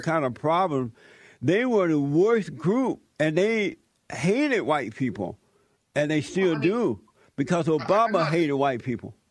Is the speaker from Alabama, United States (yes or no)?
yes; Alabama, United States; I grew up in Alabama